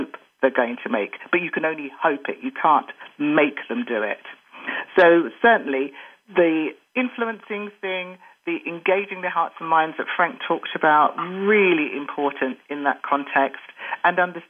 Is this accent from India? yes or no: no; United Kingdom; I'm black British of Jamaican parents